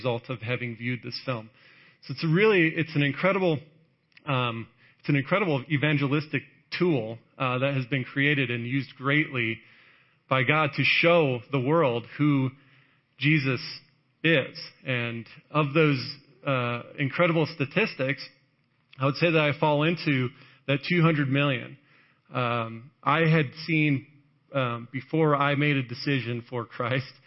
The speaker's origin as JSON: {"language": "English", "town": "Chicago", "region": "Illinois", "country": "United States", "tie": "born or raised there", "also_born_or_lived": "Wisconsin / Texas", "moved": "as an adult", "said": "I grew up in the Chicago area, went to school in Wisconsin, spent some time out here, and I got moved down there"}